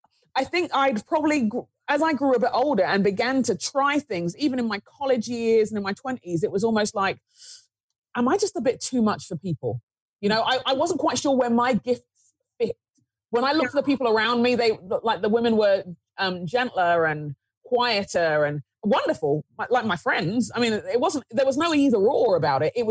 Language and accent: English; Nigeria; as a Nigerian, as someone growing up in the inner city